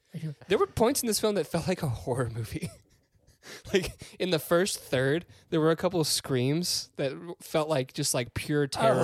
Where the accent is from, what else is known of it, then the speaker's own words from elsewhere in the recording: Memphis, Tennessee, United States; I'm from Memphis